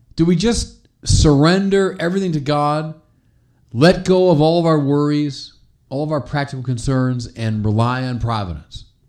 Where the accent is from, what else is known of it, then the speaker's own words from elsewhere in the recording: Chicago, Illinois, United States; My hometown of Chicago, our little cathedral, Holy Name Cathedral